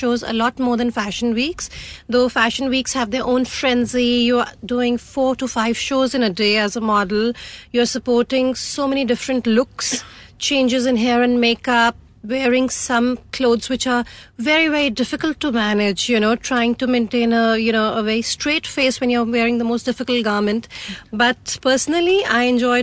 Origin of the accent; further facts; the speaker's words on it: Chandigarh, India; I come from Chandigarh, a beautiful city called Chandigarh, and I'm the youngest of four girls